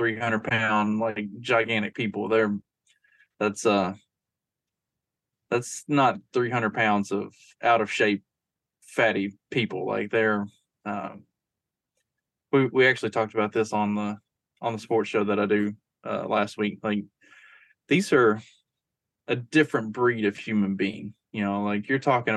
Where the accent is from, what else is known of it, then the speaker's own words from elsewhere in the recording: Kentucky, United States; now in Indiana, United States; We're from Kentucky